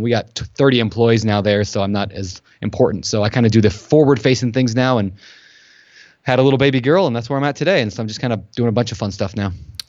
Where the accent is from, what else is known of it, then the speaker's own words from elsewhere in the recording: Minnesota, United States; moved away as an adult; also born or lived in Colorado; So I was born in Minnesota, grew up there, left as quickly as I could in college. I couldn't handle the snow or the mosquitoes, so I moved out to the West Coast.